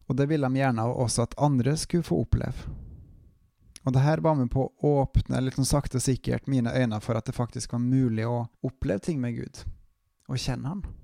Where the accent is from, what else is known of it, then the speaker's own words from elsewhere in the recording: Bryne, Rogaland, Norway; now in Bergen, Norway; jeg er en trønder fra Bryne. Jeg er bosatt og jobber i bergensområdet.